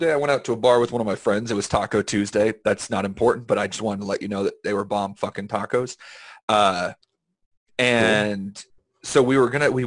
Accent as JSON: {"language": "English", "region": "Texas", "country": "United States", "said": "I'm from Texas."}